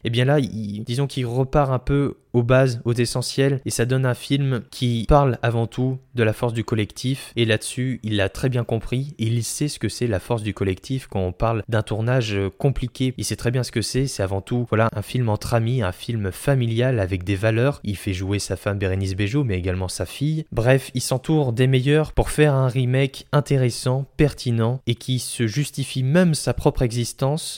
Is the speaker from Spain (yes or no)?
no; France; chez nous en France